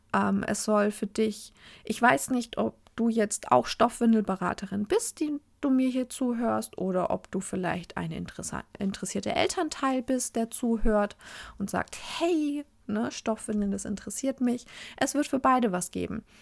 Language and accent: German; Oberasbach, Bavaria, Germany; also born or lived in Fürth; ich bin in Oberasbach aufgewachsen und in Fürth, also die meine, meinen einen Teil der Kindheit in Oberasbach verbracht, meinen hauptsächliches Teenager-Dasein in Fürth